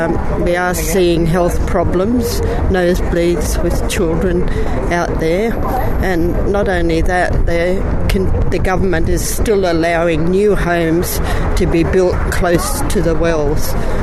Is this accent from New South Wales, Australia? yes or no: yes; Camden, New South Wales, Australia; I'm from Camden